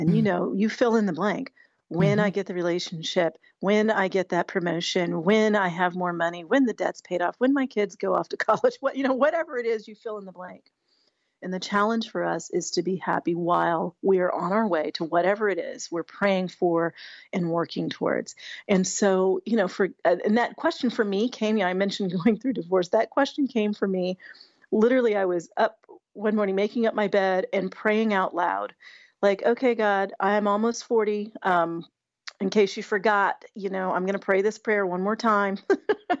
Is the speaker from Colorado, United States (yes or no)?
yes; Colorado, United States; we grew up together in Colorado